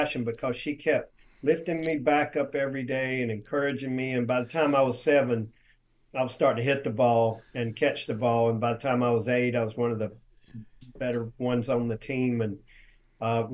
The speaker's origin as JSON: {"language": "English", "town": "Cherryville", "region": "North Carolina", "country": "United States", "tie": "born or raised there", "said": "I grew up in Cherville, North Carolina, which is the baseball capital of the world"}